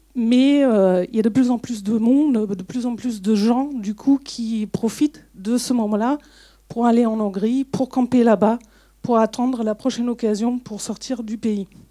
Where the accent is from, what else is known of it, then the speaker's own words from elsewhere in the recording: Germany; French is a second language; moved away; je suis est-allemande, donc je suis née en RDA